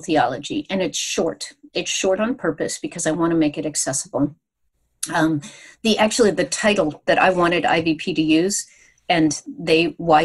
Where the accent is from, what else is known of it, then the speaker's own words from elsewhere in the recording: United States; we as American Christians